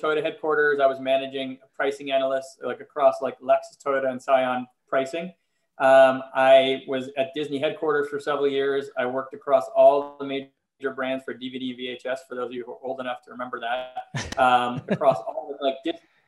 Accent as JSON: {"language": "English", "town": "Montreal", "region": "Quebec", "country": "Canada", "also_born_or_lived": "Philadelphia, United States", "moved": "as an adult", "lives_now": "Los Angeles, United States", "said": "I am originally from Montreal, Canada, and I moved to Philly in 1998"}